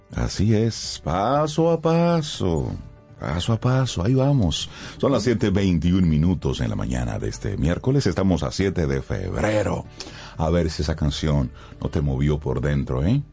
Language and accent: Spanish; Dominican Republic; nosotros como dominicanos